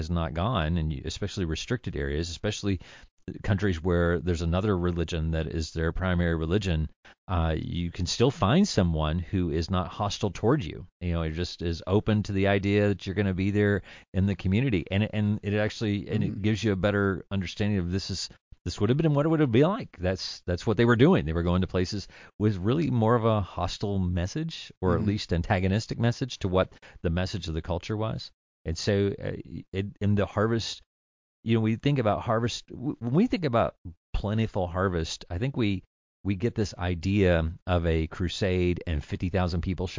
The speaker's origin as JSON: {"language": "English", "region": "the South", "country": "United States", "said": "And I'm from the South."}